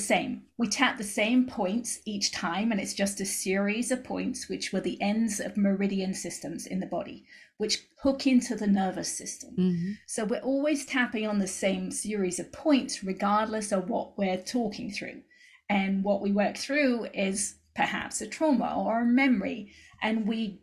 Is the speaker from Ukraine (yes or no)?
no; England, United Kingdom; moved away as an adult; now in United States; I moved out to the States from England when I was 21